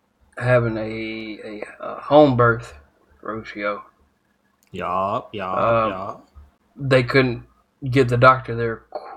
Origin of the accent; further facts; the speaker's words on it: United States; as an American